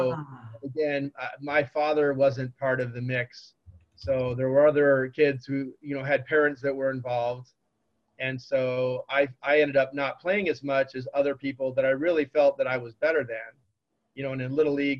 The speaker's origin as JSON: {"language": "English", "area": "Orange County", "region": "California", "country": "United States", "tie": "born or raised there", "also_born_or_lived": "San Diego", "said": "I grew up in Orange County and chose UC San Diego because I loved the area. I didn't want to leave Southern California"}